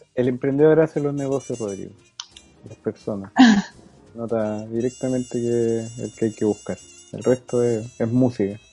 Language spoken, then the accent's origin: Spanish; Antofagasta, Chile; Somos de Antofagasta